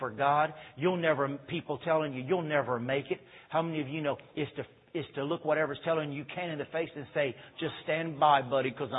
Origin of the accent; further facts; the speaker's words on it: United States; I'm an American